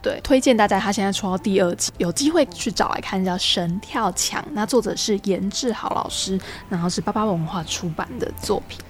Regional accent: Taiwan; 台语、客语或原住民语，其实又有另外一层意义，是因为它是我们的母语

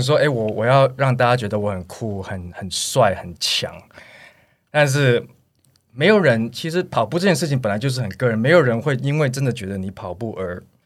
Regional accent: United States; now in Taiwan; 我小时候因为在美国长大

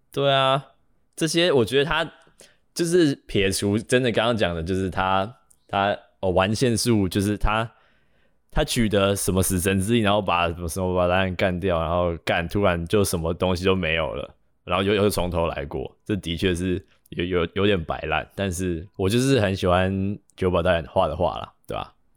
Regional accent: Taiwan; 我们是台湾人

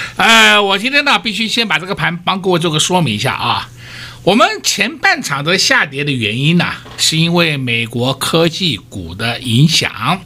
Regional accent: Taiwan; 我们台湾人民的善心真的很可贵

